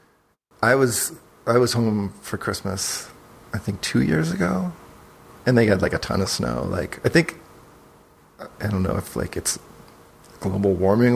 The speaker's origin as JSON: {"language": "English", "region": "Rhode Island", "country": "United States", "tie": "born or raised there", "also_born_or_lived": "San Francisco, California", "moved": "as an adult", "lives_now": "California, United States", "said": "I grew up in Rhode Island."}